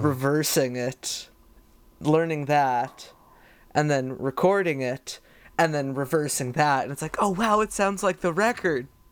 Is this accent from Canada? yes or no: yes; Canada; which is hard as a Canadian because the move practically didn't exist over here